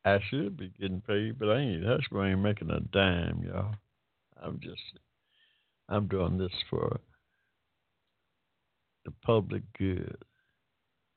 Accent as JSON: {"language": "English", "town": "Hampton", "region": "Georgia", "country": "United States", "tie": "born or raised there", "said": "I was born in Hampton, Georgia, y'all, 1945, in the middle of a cotton field. That's ain't no shame in my game. That's where I came from."}